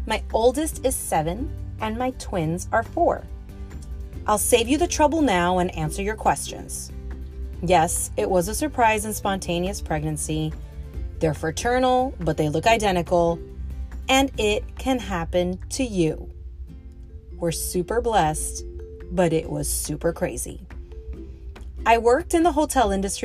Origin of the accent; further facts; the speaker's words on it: Miami, Florida, United States; I was born and raised in Miami